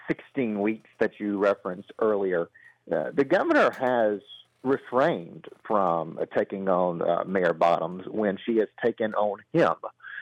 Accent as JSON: {"language": "English", "town": "Brookhaven", "region": "Georgia", "country": "United States", "tie": "born or raised there", "said": "and here in my hometown of Brookhaven"}